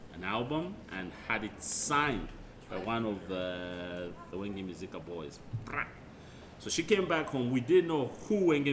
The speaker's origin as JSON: {"language": "English", "country": "Zambia", "tie": "born or raised there", "moved": "yes", "lives_now": "Perth, Australia", "said": "growing up in Zambia"}